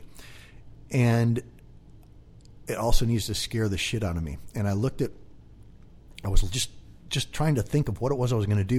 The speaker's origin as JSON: {"language": "English", "town": "Kelso", "region": "Washington", "country": "United States", "tie": "born or raised there", "moved": "as an adult", "lives_now": "San Diego, United States", "said": "I grew up in a little town called Kelso, Washington, right on the Columbia River, logging town. Spent my whole life there"}